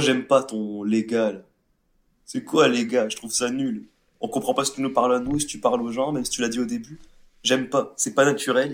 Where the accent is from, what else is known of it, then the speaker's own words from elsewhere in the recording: France; je vais dire français parce qu'on est français